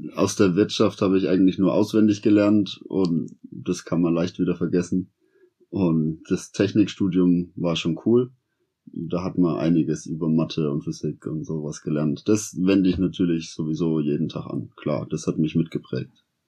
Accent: Sonneberg region, Thuringia, Germany; also born or lived in Berlin; Ich bin hier in der Region aufgewachsen. Ich wohne in der Straße hier

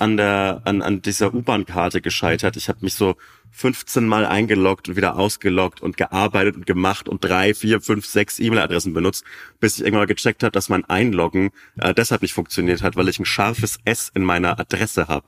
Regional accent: Bavaria, Germany; meinen, äh, mein Heimat, mein Heimatbundesland

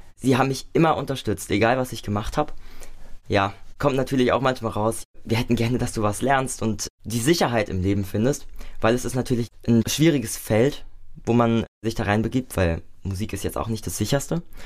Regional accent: Nackenheim, Rhineland-Palatinate, Germany; also born or lived in Mainz; Nicht in Mainz, ich komme aus Nackenheim ursprünglich und da bin ich auch aufgewachsen.

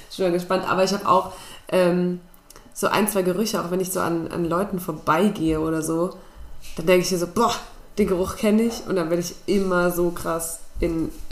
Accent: Spain; Das ist meine Kindheit in Spanien.

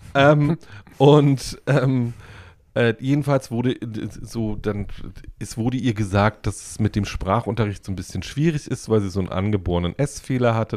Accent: Woltersdorf, Brandenburg, Germany; Ich bin in Woltersdorf groß geworden

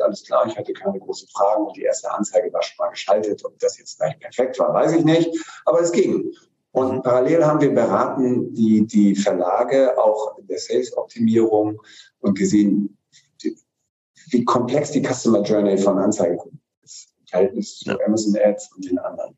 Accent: Hamburg, Germany; als Hamburger

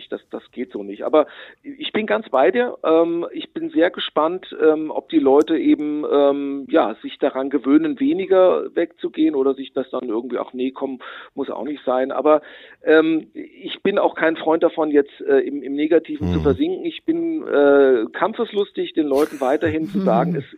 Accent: Butzbach, Hesse, Germany; Und ich darf auch für Butzbach, für meinen Heimatort, äh, das Kabarettprogramm mhm. machen.

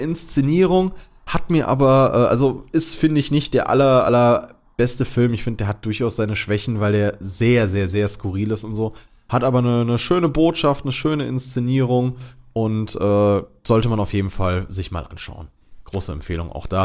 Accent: Germany; als Deutscher

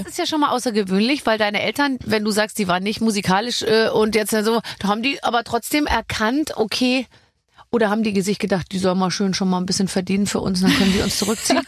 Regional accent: Bavaria, Germany; now in Berlin, Germany; Wir sind beide aus Bayern

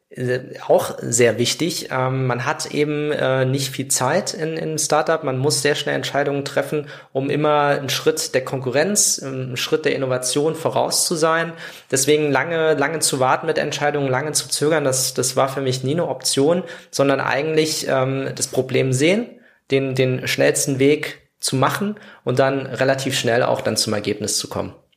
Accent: Saarland, Germany; moved away; ich komme ja aus dem Saarland

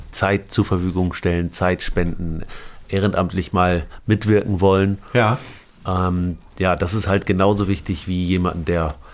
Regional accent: Aurich, Lower Saxony, Germany; also born or lived in Lebanon; Ja, wir sind über Damaskus nach Paris, Paris nach Hamburg und dann doch nach Aurich, die Kleinstadt, kleine Dorf in.

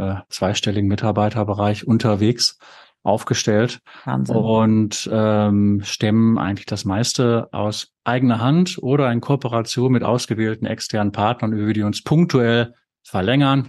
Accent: North Rhine-Westphalia, Germany; Ich selbst bin ja Ostwestfale

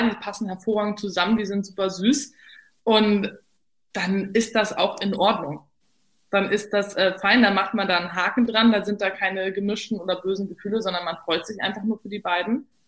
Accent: Berlin, Germany; waschechte Berlinerin. Dachte mir dann so ganz pragmatisch, naja, ist doch super, weil wenn ich dann nach Hause geschickt werde, habe ich es nicht so weit.

